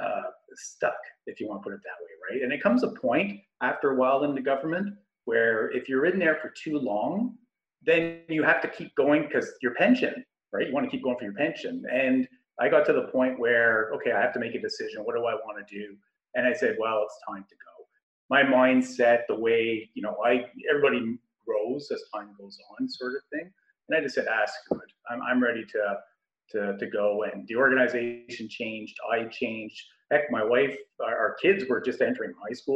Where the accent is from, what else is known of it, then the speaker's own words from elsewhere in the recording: Ottawa, Ontario, Canada; I was born and raised in Ottawa